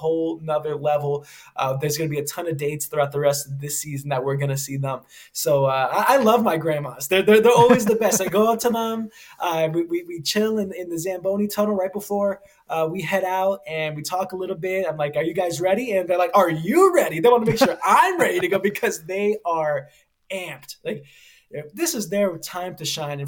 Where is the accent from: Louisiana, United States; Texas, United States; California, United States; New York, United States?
New York, United States; New York City; moved away as an adult; now in Pittsburgh, United States; I grew up a New York kid, and I wear that with me always